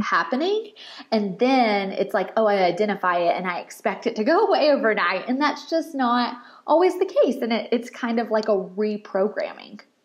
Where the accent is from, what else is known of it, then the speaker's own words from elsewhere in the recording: Murfreesboro, Tennessee, United States; I'm from Murfreesboro